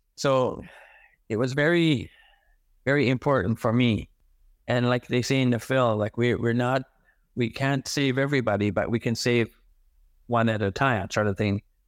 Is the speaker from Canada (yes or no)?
yes; Big Cove, New Brunswick, Canada; first language Mi'kmaq; English is a second language; I uh, was born and raised in uh, First Nation community. It was called Big Cove back then.